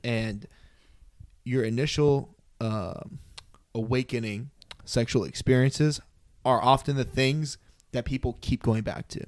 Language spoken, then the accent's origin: English; United States; born and raised American